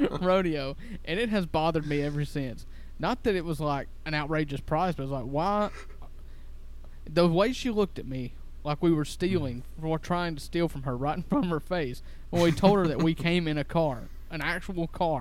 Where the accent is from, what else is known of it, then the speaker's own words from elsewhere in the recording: Cottonwood, Mississippi, United States; I grew up in Cottonwood, Mississippi